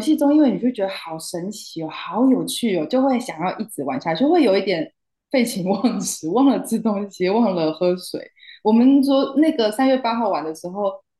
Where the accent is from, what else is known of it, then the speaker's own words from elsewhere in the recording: Taiwan; also born or lived in Hangzhou, China; 我是台湾人